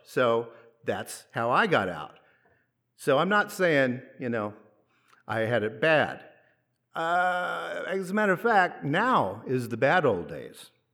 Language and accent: English; United States